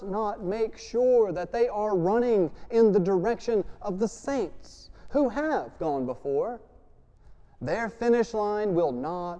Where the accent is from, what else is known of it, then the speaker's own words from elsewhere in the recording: Louisiana, United States; I grew up in Louisiana